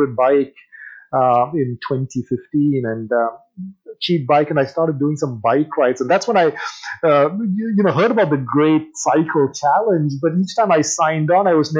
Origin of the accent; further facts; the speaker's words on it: England, United Kingdom; moved away; also born or lived in India; I grew up in England